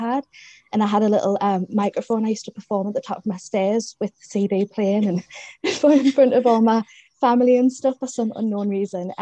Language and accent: English; South Shields, North East England, United Kingdom; accent: Geordie; I'm a Geordie from South Shields